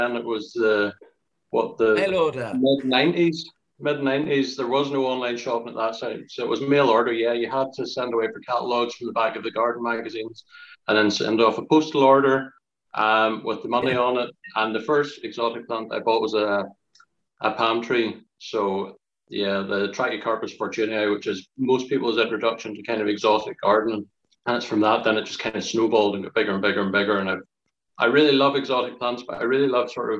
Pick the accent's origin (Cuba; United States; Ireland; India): Ireland; I'm from Ireland